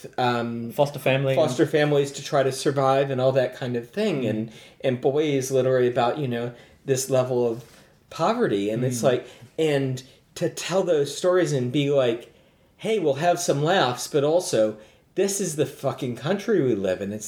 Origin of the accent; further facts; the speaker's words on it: Detroit, Michigan, United States; moved away as an adult; now in New Zealand; I come from Detroit